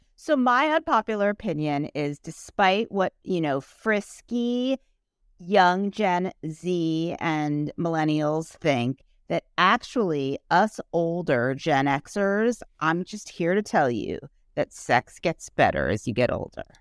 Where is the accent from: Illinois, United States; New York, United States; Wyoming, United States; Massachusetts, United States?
New York, United States; New York City; I grew up in New York City.